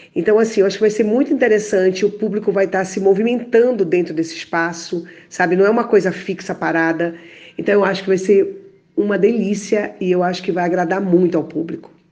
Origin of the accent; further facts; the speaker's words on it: Pará, Brazil; Eu sou paraense